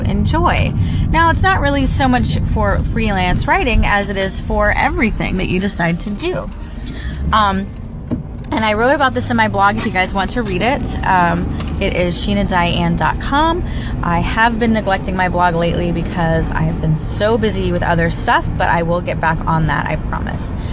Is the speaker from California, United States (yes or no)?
no; Central Florida, United States; also born or lived in St. Petersburg, Florida; now in Orlando, United States; I was born in St. Petersburg, Florida, and moved to the Central Florida area after that and lived there my entire life.